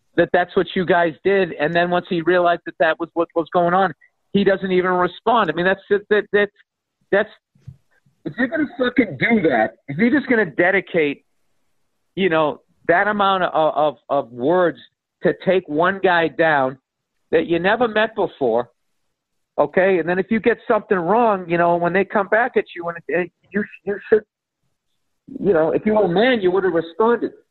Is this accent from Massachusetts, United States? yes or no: yes; Boston, Massachusetts, United States; accent: Boston; my Boston accent